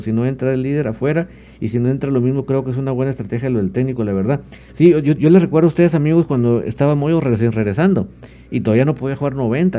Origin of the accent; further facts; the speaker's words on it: Guatemala; Sí soy guatemalteco con mucho orgullo